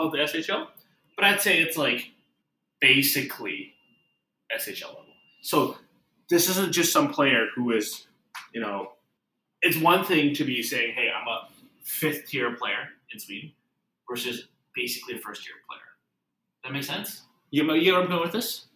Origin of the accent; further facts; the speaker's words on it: Canada; we're both Canadian.